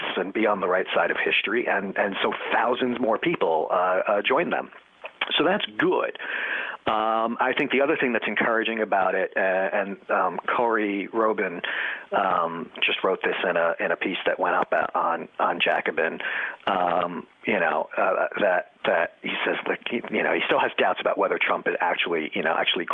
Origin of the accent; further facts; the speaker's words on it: New York City, New York, United States; I'm a New Yorker, a lifelong New Yorker